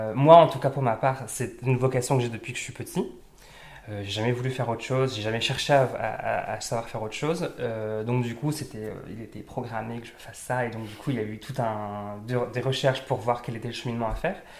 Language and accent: French; Pas-de-Calais, near Lens, Hauts-de-France, France; now in Lille, France; je suis effectivement originaire du Nord, du Pas-de-Calais, à côté de Lens